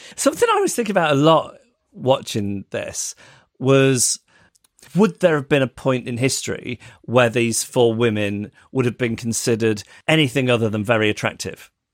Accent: United Kingdom; As a, as a British person

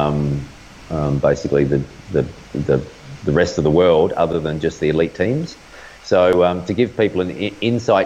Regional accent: Australia; as an Australian

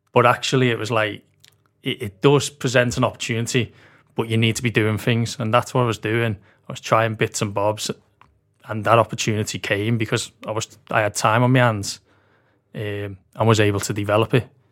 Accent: Liverpool, North West England, United Kingdom; moved away as an adult; also born or lived in Aberdeen, Scotland / London; now in Liverpool, United Kingdom; I grew up in, uh, Walton, Walton Village.

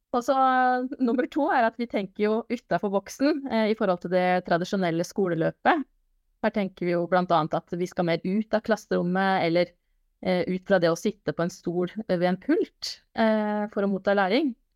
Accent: Porsgrunn, Telemark, Norway; jeg er fra Porsgrunn.

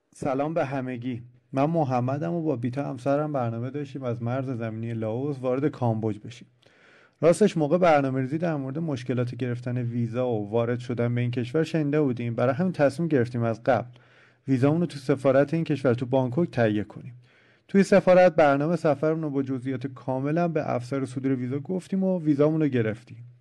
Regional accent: Iran; ما ایرانی هستیم

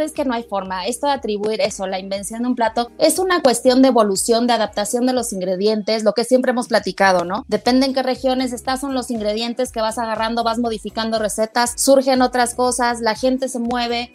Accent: Mexico City, Mexico; soy tan chilanga que si yo salgo de, Ciudad de México

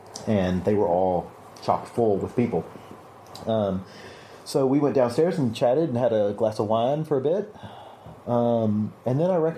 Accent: the South, United States; I am from the South, and we don't put collars on many things that aren't dogs.

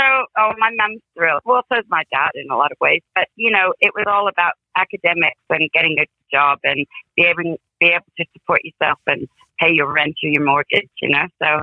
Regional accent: Canada; also born or lived in Greenwich, London, United Kingdom / United States; I was born in Greenwich, London, in England. Both my parents are British. But I grew up in three provinces of Canada, and then we moved around America

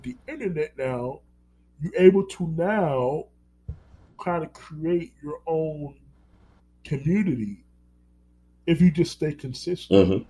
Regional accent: New York, United States; born there; now in Orlando, United States; I live in Orlando. I'm not going to move to Miami. And then New York. I was born in New York. We left New York for a reason.

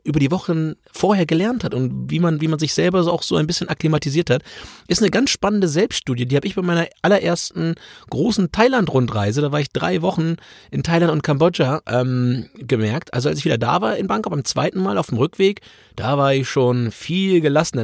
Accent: Germany; ich komme aus Deutschland

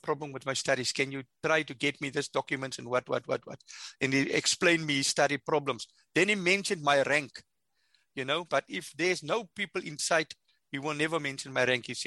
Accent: South Africa; I come from the farm.

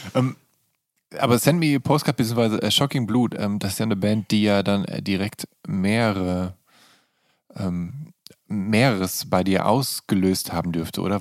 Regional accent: Viersen, North Rhine-Westphalia, Germany; now in Berlin, Germany; meiner Heimatstadt

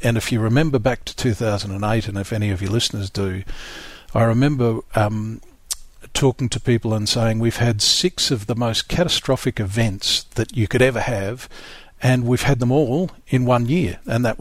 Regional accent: South Australia, Australia; I grew up in South Australia

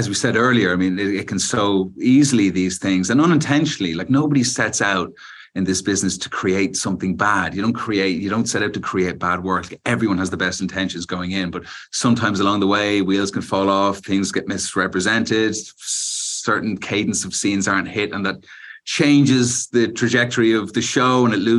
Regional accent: Ireland; we're both Irish

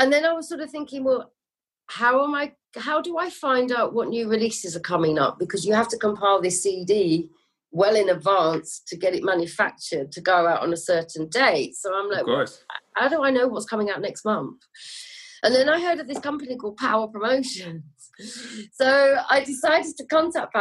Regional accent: Lincolnshire, East Midlands, United Kingdom; moved away as an adult; now in London, United Kingdom; I'm from London originally, but moved up to Lincolnshire with my family when I was 8

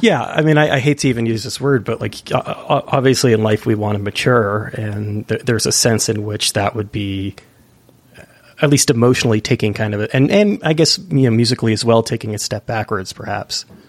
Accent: East Bay, California, United States; I'm from the East Bay myself

